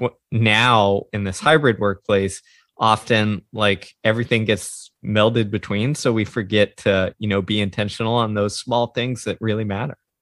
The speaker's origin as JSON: {"language": "English", "town": "Houston", "region": "Texas", "country": "United States", "tie": "born or raised there", "said": "I grew up in the suburbs of Houston, Texas."}